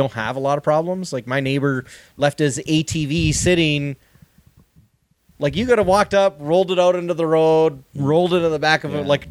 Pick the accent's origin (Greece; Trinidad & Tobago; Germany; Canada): Canada; I'm Canadian.